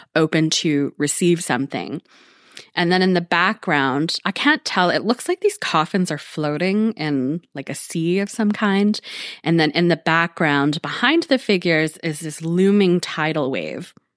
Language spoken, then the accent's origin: English; Canada; speaking as a Canadian